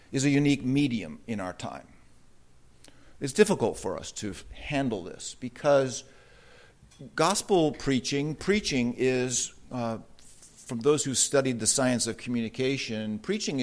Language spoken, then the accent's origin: English; Southern California, United States; I grew up in Southern California